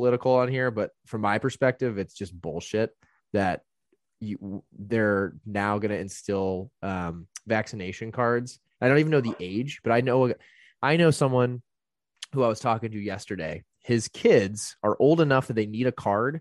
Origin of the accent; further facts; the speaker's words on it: Indiana, United States; moved away; I grew up in Indiana